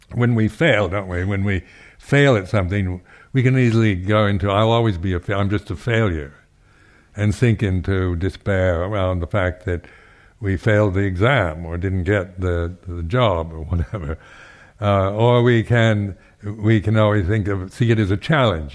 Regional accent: Seattle, Washington, United States; now in United Kingdom; I was from the West Coast, the United States, from Seattle

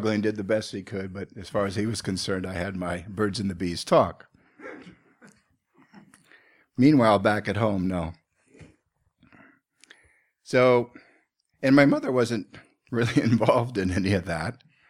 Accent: Seattle, Washington, United States; where I grew up in Seattle, Washington.

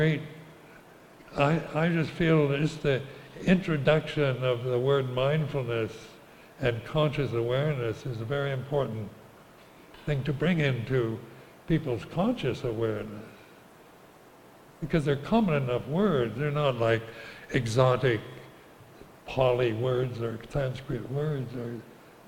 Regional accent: United States; moved away as an adult; also born or lived in Thailand; I was brought up as an American

